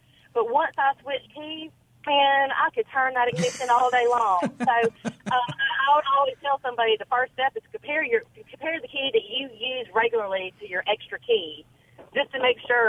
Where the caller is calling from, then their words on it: Jackson, United States; I'm calling from Jackson.